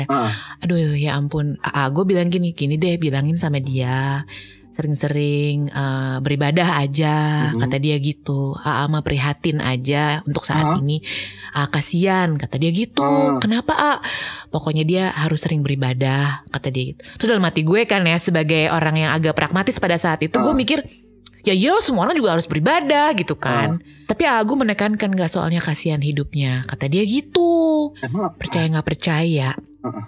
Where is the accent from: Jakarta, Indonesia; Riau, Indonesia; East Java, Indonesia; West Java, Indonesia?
West Java, Indonesia; karena gue orang Sunda ya